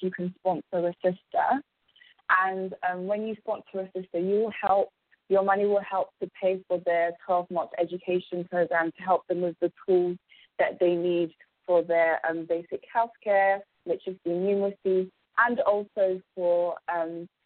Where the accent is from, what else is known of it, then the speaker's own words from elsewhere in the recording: London, United Kingdom; I was born and raised in England